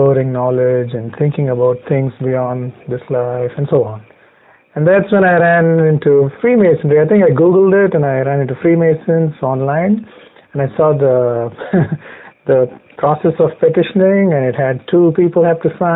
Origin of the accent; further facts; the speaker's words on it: India; English is a second language; moved away as an adult; now in Mesa, United States; growing up in India